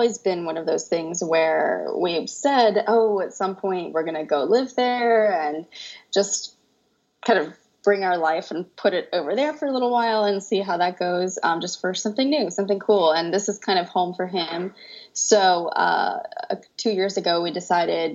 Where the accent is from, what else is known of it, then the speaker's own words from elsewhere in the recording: Tampa, Florida, United States; moved away as an adult; now in France; So I'm from Tampa, Florida. I was born a little outside of Tampa, but I was raised my whole life in Tampa.